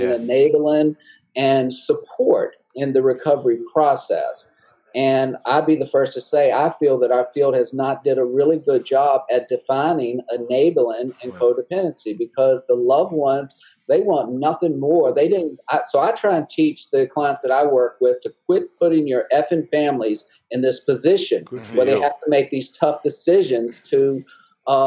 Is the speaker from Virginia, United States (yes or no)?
yes; Altavista, Virginia, United States; accent: southern; moved away as an adult; also born or lived in Lynchburg, Virginia; I'm from the southern part of Virginia, a little small town called Alta Vista, about 40 miles from the North Carolina border